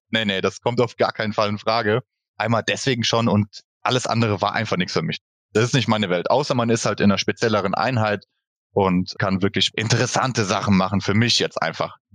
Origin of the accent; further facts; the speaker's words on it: Boppard, Rhineland-Palatinate, Germany; now in Emmelshausen, Germany; Ich bin geboren in Bopper, das liegt im Hunsrück, sage ich einfach mal. Also ich komme aus dem schönen Hunsrück. Wir wohnen in Emmelshausen